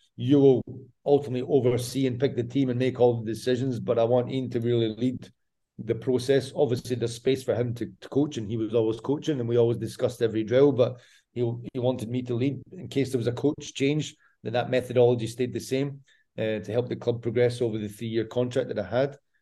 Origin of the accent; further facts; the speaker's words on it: Scotland, United Kingdom; now in Croatia; I'm Scottish.